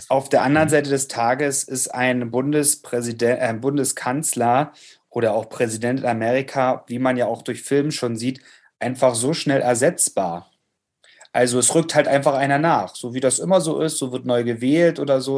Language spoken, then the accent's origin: German; Germany; moved away; ich bin im Urlaub in Lau im Lautzer Seenland. Ähm, wie kann es anders sein? Ähm, in meiner Heimat zur Gegend